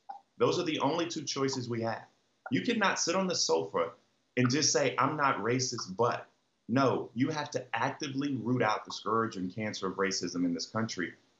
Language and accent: English; United States; I'm just as American and love this country the same, if not more, than anybody else, because the blood of my family literally runs through the soil of this great country